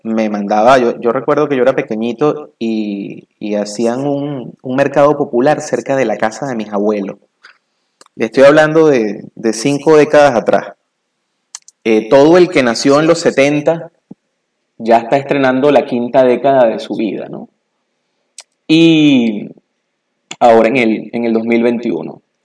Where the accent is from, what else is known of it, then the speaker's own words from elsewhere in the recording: Venezuela; moved away; cuando yo era niño eh, todavía existía un modelo eh, en mi país natal, en Venezuela, que se llamaba Grupo Escolar.